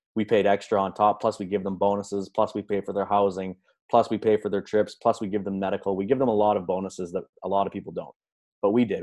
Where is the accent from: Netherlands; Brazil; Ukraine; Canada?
Canada; I grew up in Canada, regular upbringing, supportive parents